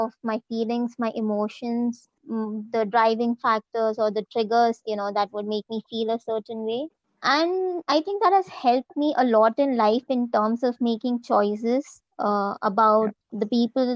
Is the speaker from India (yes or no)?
yes; India